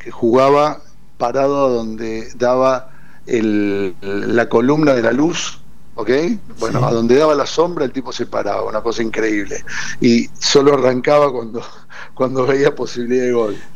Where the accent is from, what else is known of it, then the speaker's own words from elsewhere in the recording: Córdoba, Argentina; born there; now in Buenos Aires, Argentina; Buenos Aires hace 30 años estoy, pero yo soy nacido en Córdoba y obviamente que la, familia cordobesa